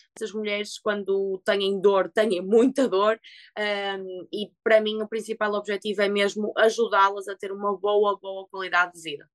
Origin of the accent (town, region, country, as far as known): Portugal; moved away